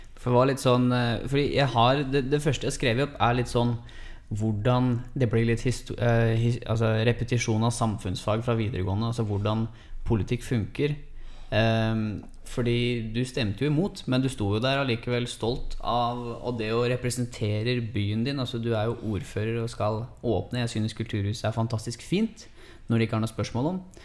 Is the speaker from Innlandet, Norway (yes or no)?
yes; Hamar, Innlandet, Norway; Fra Hamar